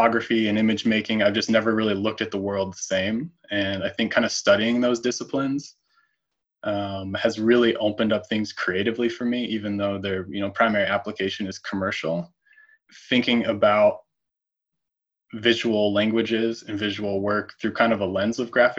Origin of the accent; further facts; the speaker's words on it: Colorado, United States; moved away as an adult; now in Portland, United States; I'm originally from Colorado, born and raised there.